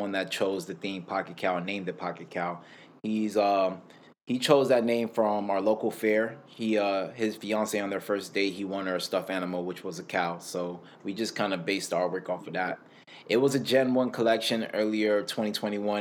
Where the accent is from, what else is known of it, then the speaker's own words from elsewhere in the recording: Miami, Florida, United States; I'm born and raised in Miami, Florida